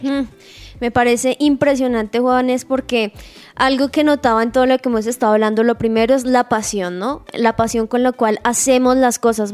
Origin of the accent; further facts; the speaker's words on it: Sogamoso, Boyacá, Colombia; yo soy de Boyacá, muy orgullosamente sogamoseña